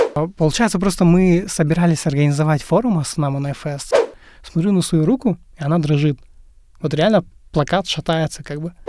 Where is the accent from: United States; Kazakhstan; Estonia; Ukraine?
Kazakhstan; Ust-Tobe, Karaganda Region; я сам родом из Караганды, э, жил и вырос в посёлке Усть-Тобе